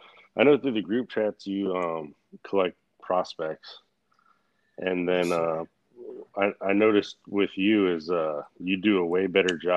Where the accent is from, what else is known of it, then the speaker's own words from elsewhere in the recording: the South, United States; But I'm from the South though.